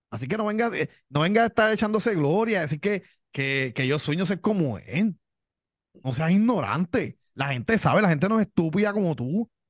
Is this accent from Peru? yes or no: no; Miami, Florida, United States; born there; Oye, si yo nací en Miami también.